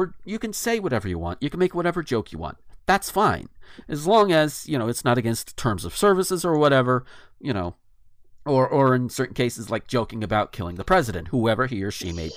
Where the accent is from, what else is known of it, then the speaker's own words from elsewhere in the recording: the South, United States; being a Southerner